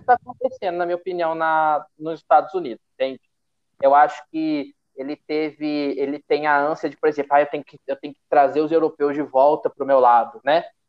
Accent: Paulista, São Paulo, Brazil; como paulista

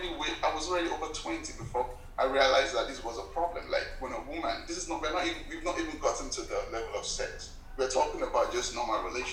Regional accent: Nigeria; as a young man growing up in Nigeria

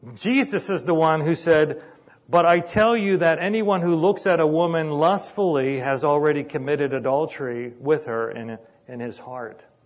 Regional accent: Sharpsburg, Pennsylvania, United States; I grew up in Sharpsburg in a little apartment

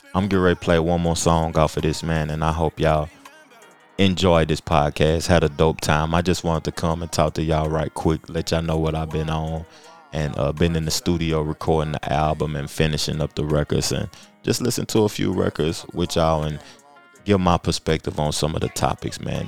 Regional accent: Knoxville, Tennessee, United States; I'm from Knoxville, man. I'm from Tennessee, the home of Pat Summit

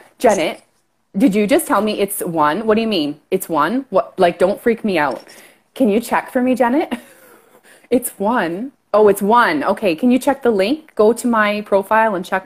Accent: Canada; accent: Canadian; I'm Canadian for sure

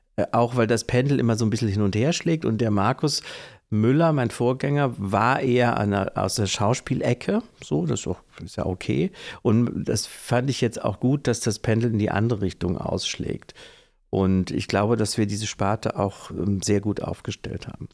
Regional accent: Kassel, Hesse, Germany; moved away as an adult; now in Oldenburg, Germany; in meiner Heimatstadt in Kassel

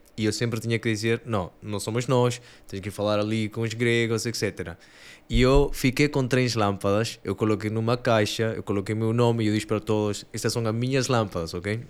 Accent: Peru; Portuguese is a second language; moved away; sou do Peru, por isso o sotaque italiano e português

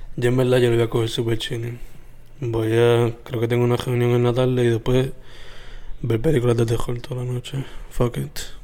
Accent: Sabana Grande, Puerto Rico; mi pueblo nativo, bueno, mi pueblo de crianza de Sabana Grande

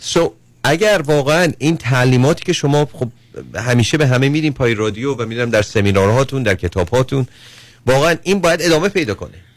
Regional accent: Iran; moved away as an adult; من دارم به عنوان یک ایرانی که الان دو سال اینجا هستم 16 هم بودی تو ایران بودم

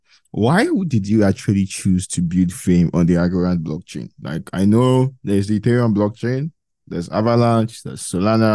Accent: Nigeria; I'm Nigerian

